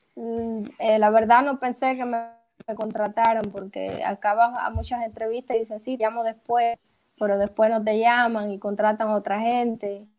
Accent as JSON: {"language": "Spanish", "country": "Cuba", "moved": "as an adult", "lives_now": "Uruguay", "said": "cuando salí de Cuba y me vine acá, sí, pensaba quedarme acá"}